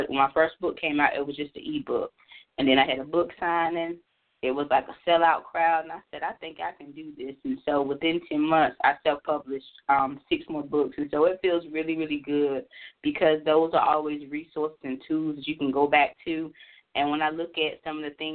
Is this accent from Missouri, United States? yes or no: no; North Carolina, United States; moved away as an adult; now in Maryland, United States; I'm originally from North Carolina, and I have worked all over the state of North Carolina